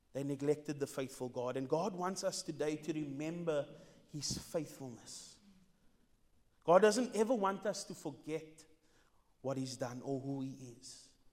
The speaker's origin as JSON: {"language": "English", "town": "Cape Town", "region": "Western Cape", "country": "South Africa", "said": "I'm not from here. I'm from Mitchell's Plain"}